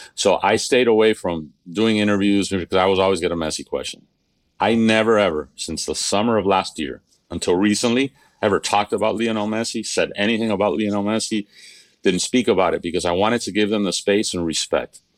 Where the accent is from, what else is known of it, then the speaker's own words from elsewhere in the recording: Miami, Florida, United States; I was born in Miami